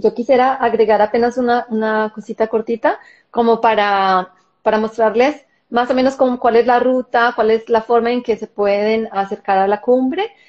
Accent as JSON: {"language": "Spanish", "country": "Colombia", "tie": "born or raised there", "moved": "as an adult", "lives_now": "Israel", "said": "yo nací y crecí en Colombia y viví en Colombia hasta hace 13 años"}